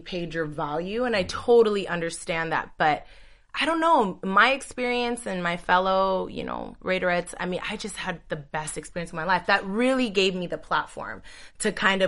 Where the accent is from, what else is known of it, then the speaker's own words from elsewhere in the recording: Union City, California, United States; I'm from the Bay Area. So I'm from Union City, California.